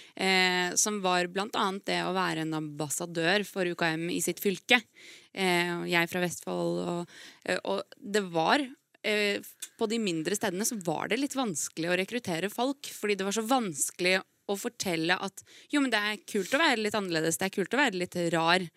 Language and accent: Norwegian; Lithuania; Norwegian is a second language; now in Norway; jeg kommer fra Litauen